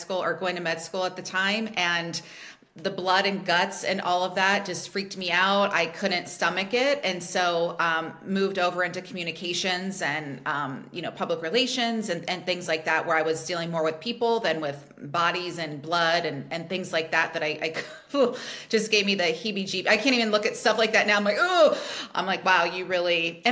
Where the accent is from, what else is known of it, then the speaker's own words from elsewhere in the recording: Cincinnati, Ohio, United States; moved away as an adult; also born or lived in Pennsylvania; I was born and raised in Cincinnati, Ohio